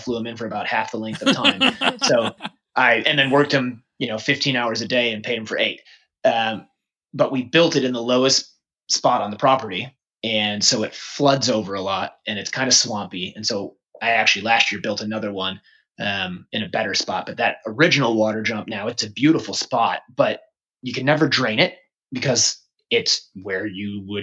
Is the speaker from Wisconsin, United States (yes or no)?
yes; Mequon, Wisconsin, United States; also born or lived in Canada; now in Florida, United States; I grew up in Wisconsin